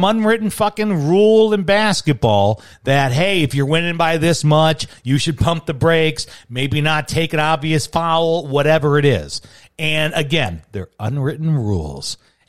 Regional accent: Chicago, Illinois, United States; now in Arizona, United States; as a Chicagoan

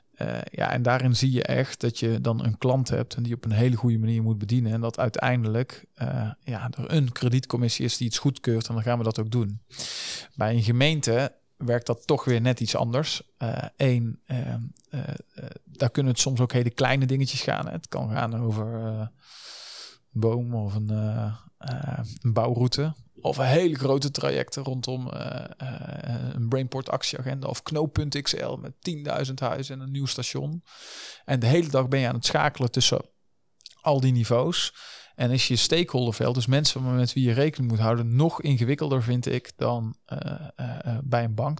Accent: North Brabant, Netherlands; also born or lived in Den Bosch; now in Eindhoven, Netherlands; Ik ben een echte Brabander van origine, maar eh, niet geboren in Eindhoven.

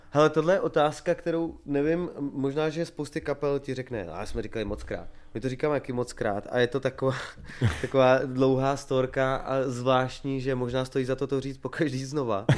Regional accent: Kamenice nad Lipou, Vysočina Region, Czechia; now in Prague, Czech Republic; my jsme kapela z Vysočiny

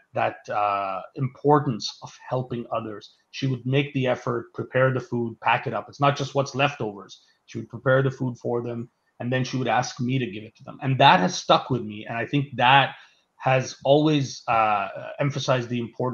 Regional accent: Mumbai, Maharashtra, India; moved away; I was born in Bombay, India. Or Mumbai now, as it's called

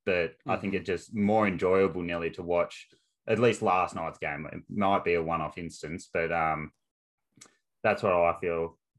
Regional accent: Australia; as an Aussie

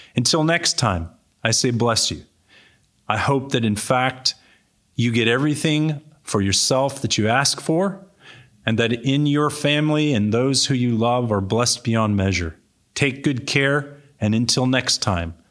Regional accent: Cupertino, California, United States; moved away as an adult; also born or lived in back east / San Jose; I grew up in Cupertino, California. This is my home.

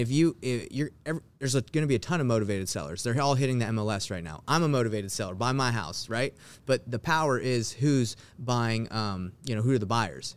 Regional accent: Atlanta, Georgia, United States; moved away as an adult; now in Salt Lake City, United States; I actually was born in, in Salt Lake City, Utah, but I moved when I was, like, you know, five or six to Atlanta, Georgia, where I grew up, uh, most of my life

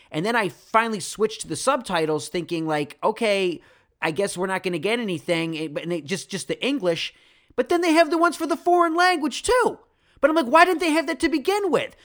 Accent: Rochester, New York, United States; I'm from Rochester

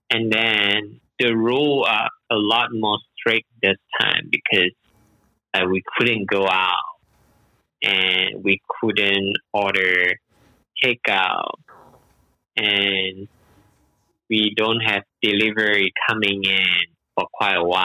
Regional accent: Malaysia; moved away as an adult; now in Shanghai, China; I'm originally from Malaysia and I came to Shanghai like 12 years ago.

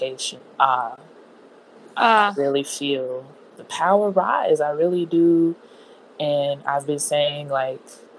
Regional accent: Chicago, Illinois, United States; I am born and raised on the south side of Chicago, southwest side to be specific

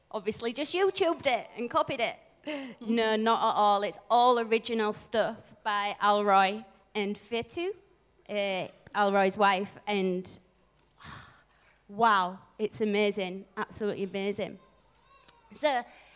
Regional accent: England, United Kingdom; now in New Zealand; back in England, where I'm from

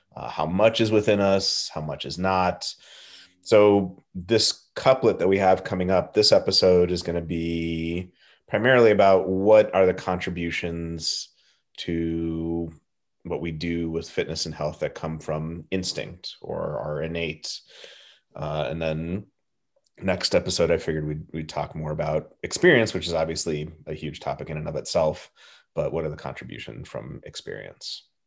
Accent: Southern California, United States; I grew up in Southern California.

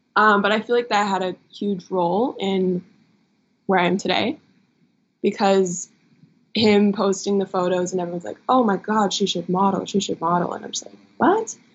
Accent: Midwest, United States; We're both from the Midwest

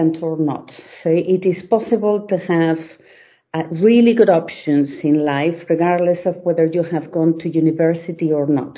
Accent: Spain; moved away as an adult; also born or lived in Belgium; now in London, United Kingdom; I was born in Spain, and I studied there during all my studying years, really. So I did a school there in my village

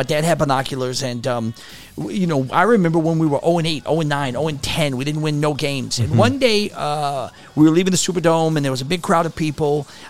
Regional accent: New Orleans, Louisiana, United States; I'm born and raised in New Orleans.

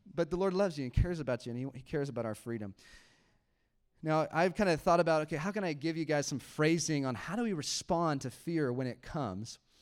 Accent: United States; I am an American.

